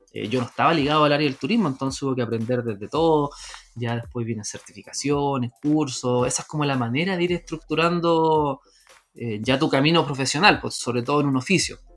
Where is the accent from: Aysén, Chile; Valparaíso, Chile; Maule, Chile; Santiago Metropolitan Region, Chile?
Santiago Metropolitan Region, Chile; Renca; yo soy nacido y criado en Renca